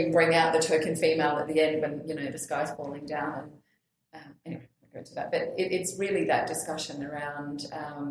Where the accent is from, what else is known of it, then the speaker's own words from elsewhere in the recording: Australia; as an Australian